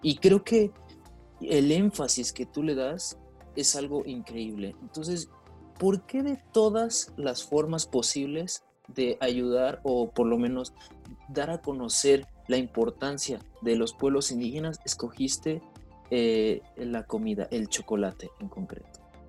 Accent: Mexico; nuestras raíces indígenas como mexicanos

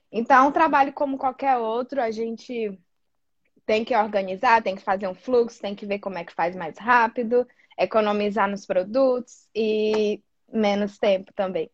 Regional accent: Fortaleza, Ceará, Brazil; moved away as an adult; now in Australia; sou de Fortaleza, Ceará, no Nordeste ali, o que não é muito comum aqui na Austrália, ter gente nordestina

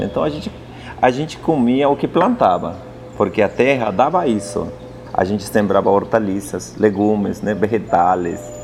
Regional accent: Apurímac, Peru; Portuguese is a second language; now in São Paulo, Brazil; eu vivi no Ande, onde eu nasci é Apurimac

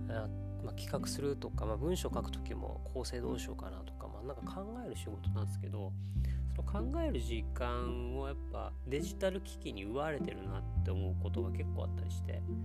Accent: Okinawa, Japan; 僕が沖縄出身で、やっぱ沖縄だとやっぱカツカツでっていう人たちをいっぱい見てきてます

